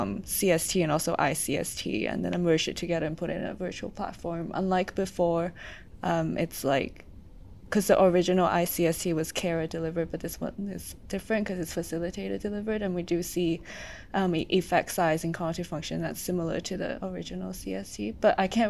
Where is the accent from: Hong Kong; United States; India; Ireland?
Hong Kong; I'm from Hong Kong